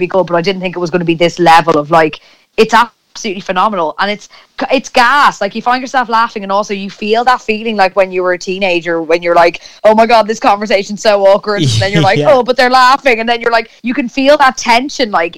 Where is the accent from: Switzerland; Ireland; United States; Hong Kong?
Ireland; we grew up in Ireland